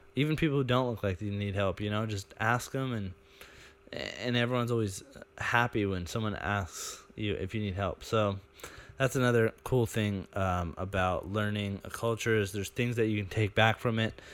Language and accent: English; United States; moved away; as an American